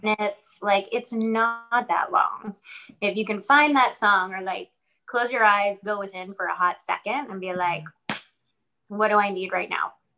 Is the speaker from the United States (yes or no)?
yes; New York, United States; moved away; I'm from New York originally